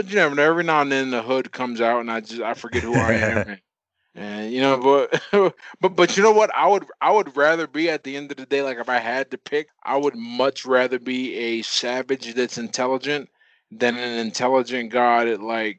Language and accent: English; Pittsburgh, Pennsylvania, United States; I'm from Pittsburgh, Pennsylvania, and that pretty much sums me up